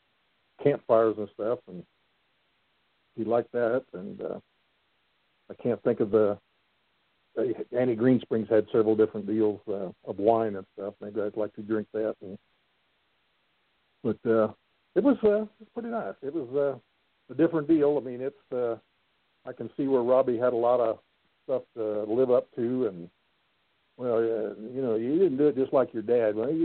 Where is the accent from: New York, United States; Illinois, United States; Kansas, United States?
Kansas, United States; I was from Kansas.